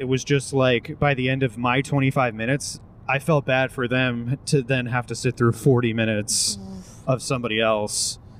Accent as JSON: {"language": "English", "town": "Ipswich", "region": "Massachusetts", "country": "United States", "tie": "born or raised there", "said": "The North Shore of Portugal is Spain. But no, I grew up in Ipswich."}